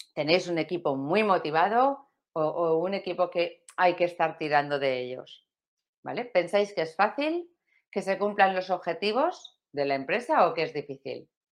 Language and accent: Spanish; Valencia, Valencian Community, Spain; de España como yo, bueno, y de Valencia como yo, yo soy valenciana